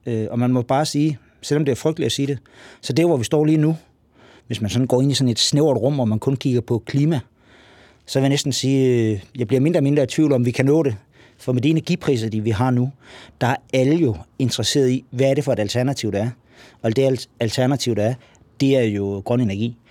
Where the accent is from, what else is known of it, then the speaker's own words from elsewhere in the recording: Lolland-Falster, Zealand, Denmark; Nu kommer jeg fra Lolland Falster.